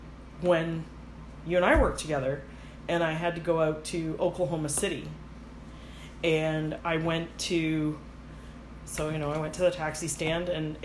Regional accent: Canada; accent: Canadian; Sorry, my Canadian accent might have...

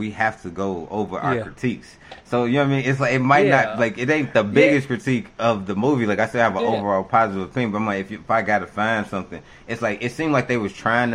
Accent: Chicago, Illinois, United States; I'm from Roseland

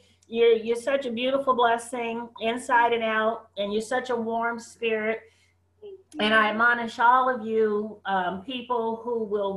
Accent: San Francisco, California, United States; up in San Francisco, right?

